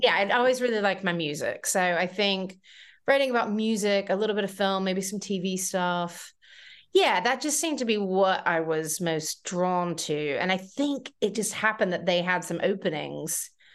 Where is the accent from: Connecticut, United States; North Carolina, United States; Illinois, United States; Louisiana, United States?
North Carolina, United States; moved away as an adult; now in United Kingdom; I grew up in North Carolina